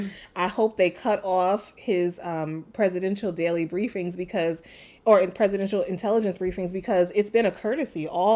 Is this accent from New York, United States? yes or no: yes; New York City, New York, United States; now in Los Angeles, United States; I'm from New York City.